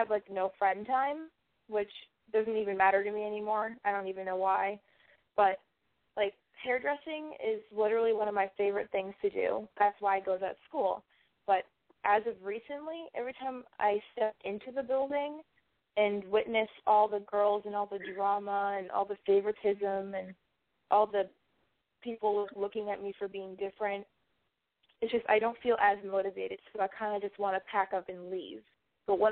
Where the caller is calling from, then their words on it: Manchester, New Hampshire, United States; I'm calling from New Hampshire, Manchester, New Hampshire.